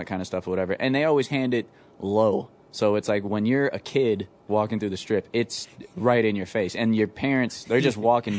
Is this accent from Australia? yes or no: no; Las Vegas, Nevada, United States; I'm so glad I grew up in Vegas, man.